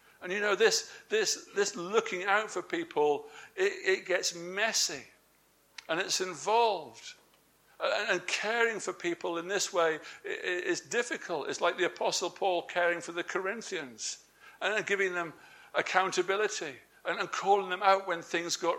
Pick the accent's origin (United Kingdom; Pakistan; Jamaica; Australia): United Kingdom; England; I'm English.